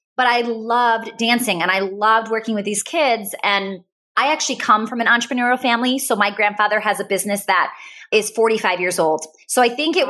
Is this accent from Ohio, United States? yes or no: no; Wisconsin, United States; I'm from Wisconsin